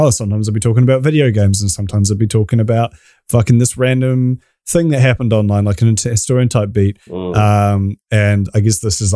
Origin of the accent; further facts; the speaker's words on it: New Zealand; accent: New Zealand; My stupid New Zealand accent